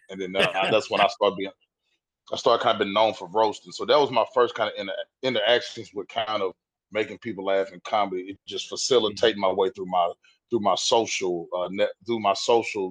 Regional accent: West Tennessee, United States; moved away as an adult; now in Nashville, United States; I'm not from Nashville, but I always tell people I'm born and raised Tennessee.

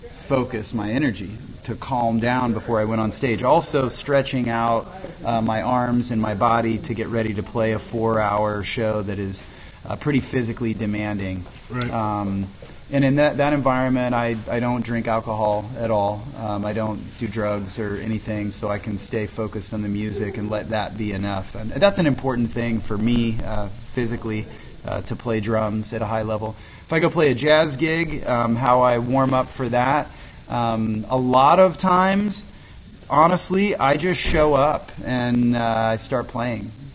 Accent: Lindsborg, Kansas, United States; I'm from Lindsborg. Lindsborg's an incredibly rich vocal town

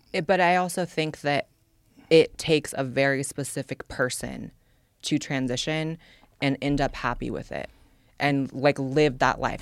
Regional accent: California, United States; born or raised there; now in Austin, United States

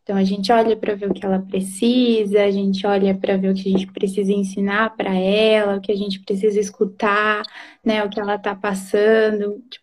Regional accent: Londrina, Paraná, Brazil; moved away as an adult; now in Presidente Prudente, Brazil; moro em. sou de Londrina, né? Mas estou morando em Prudente agora.

